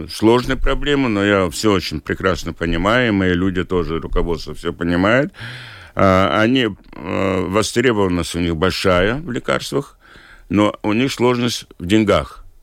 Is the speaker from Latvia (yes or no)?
yes; Liepāja, Latvia; Поскольку я из Лепой, мне жалко людей